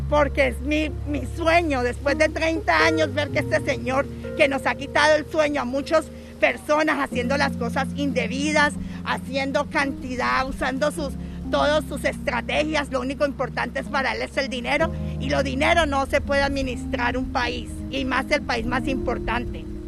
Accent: Colombia; now in Florida, United States; Yo soy de, la, de Colombia y vivo en la Florida. Hace 30 años llegué buscando el sueño americano

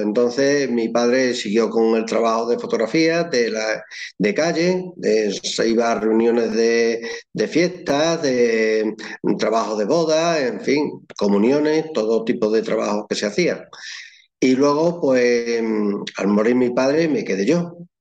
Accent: Llerena, Extremadura, Spain; soy de Llerena, de la provincia de Badajoz, al sur de Badajoz

